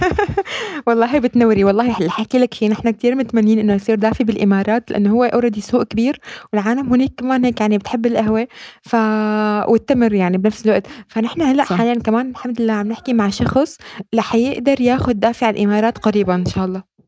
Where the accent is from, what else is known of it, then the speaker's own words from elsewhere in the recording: Syria; moved away as an adult; now in Netherlands; نحن سوريين اجينا